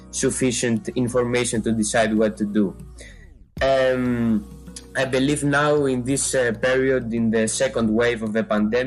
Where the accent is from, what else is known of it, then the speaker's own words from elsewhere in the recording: Greece; I come from Greece. I live in Athens